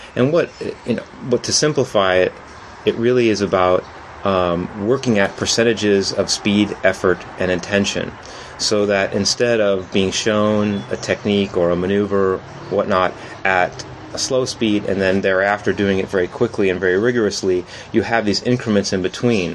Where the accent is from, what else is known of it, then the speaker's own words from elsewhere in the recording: San Francisco, California, United States; I'm from San Francisco